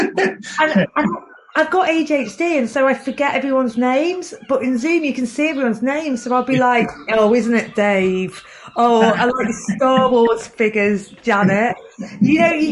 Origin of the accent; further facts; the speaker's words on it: Chester, North West England, United Kingdom; moved away as an adult; also born or lived in Newcastle; I'm from Chester originally